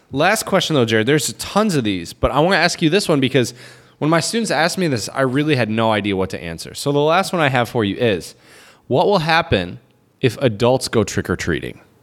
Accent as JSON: {"language": "English", "country": "United States", "moved": "yes", "lives_now": "China", "said": "as an American"}